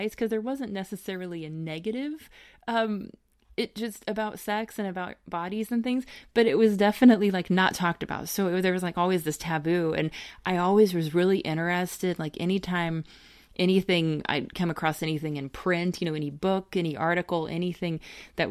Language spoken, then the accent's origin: English; Middle America, the Bible Belt, Midwest, United States; We are from the Middle America area and the Bible Belt